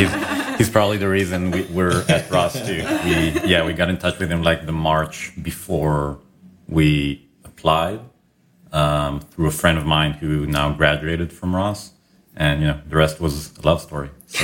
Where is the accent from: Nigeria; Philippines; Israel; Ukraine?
Israel; because my wife and I, we came from Israel.